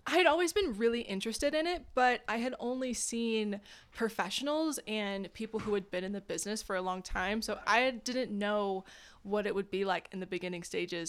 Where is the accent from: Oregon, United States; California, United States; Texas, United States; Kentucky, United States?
California, United States; Orange County; moved away as an adult; also born or lived in Boulder, Colorado; now in Phoenix, United States; I actually grew up in Orange County, California